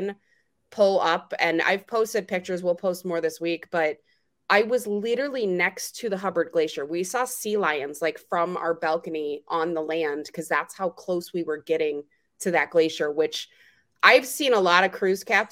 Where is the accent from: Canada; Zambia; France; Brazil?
Canada; moved away; I am Canadian. I did go back to the homeland